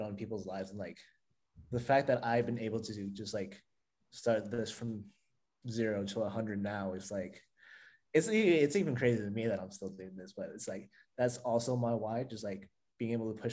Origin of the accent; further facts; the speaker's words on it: Texas, United States; moved away as an adult; also born or lived in Colorado / Maryland; now in Los Angeles, United States; I was born and raised in Texas